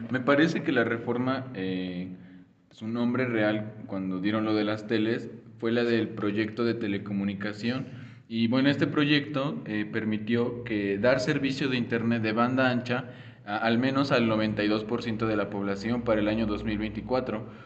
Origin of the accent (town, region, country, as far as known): Mexico